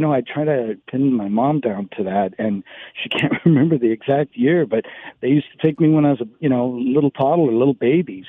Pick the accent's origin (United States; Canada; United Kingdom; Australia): United States; San Francisco, California; growing up in San Francisco